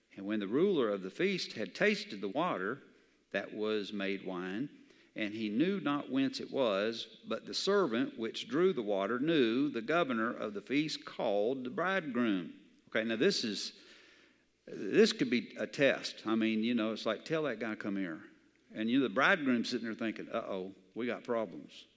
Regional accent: the South, United States; I grew up in the South where everybody had a Bible

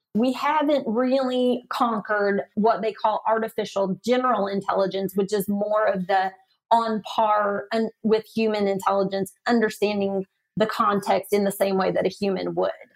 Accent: the South, United States; accent: Southern; my Southern accent

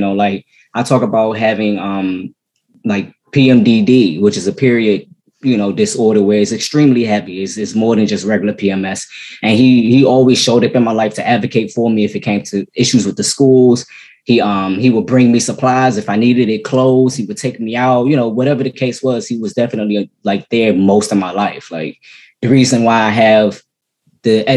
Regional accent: Maryland, United States; also born or lived in Washington, D.C. / Virginia; I'm actually from Maryland. I was born in D.C.

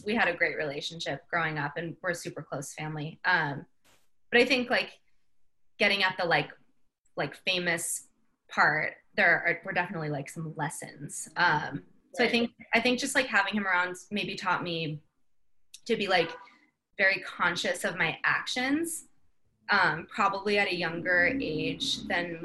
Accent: San Diego, California, United States; I grew up in San Diego.

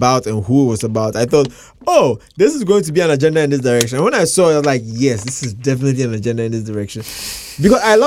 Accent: Ghana; I'm from Ghana

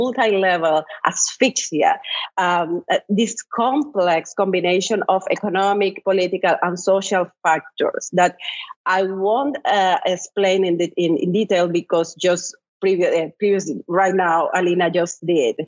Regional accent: Cuba; moved away as an adult; I was born in Cuba in the 1970s. I was raised in Cuba during the 1980s and the 1990s

